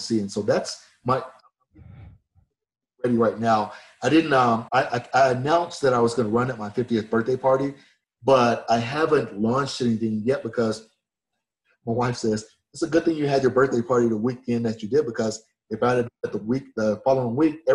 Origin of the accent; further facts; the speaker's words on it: Atlanta, Georgia, United States; I was born in the South. You know, I was born in Atlanta